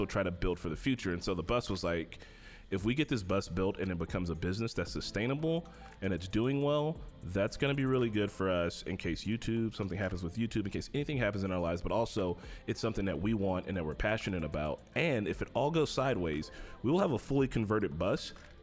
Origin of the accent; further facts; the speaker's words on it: Gary, Indiana, United States; I'm from Gary